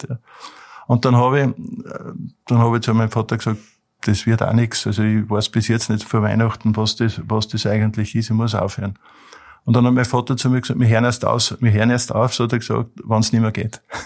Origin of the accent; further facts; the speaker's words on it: Mühlviertel, Upper Austria, Austria; durch meine Kindheit im Mühlviertel